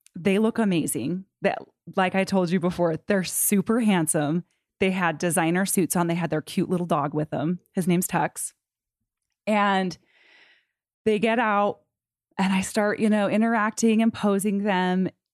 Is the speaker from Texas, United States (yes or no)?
no; Utah, United States; I grew up in Utah County.